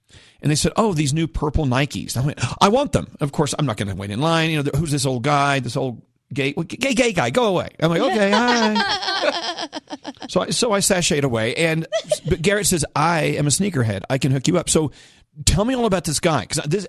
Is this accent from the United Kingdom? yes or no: yes; Scotland, United Kingdom; It's the end of the year. I'm Scottish.